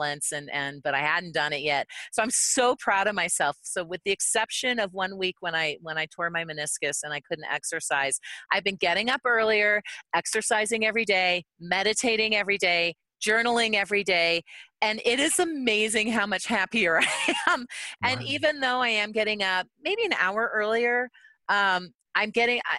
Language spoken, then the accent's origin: English; Canada; now in United States; as a Canadian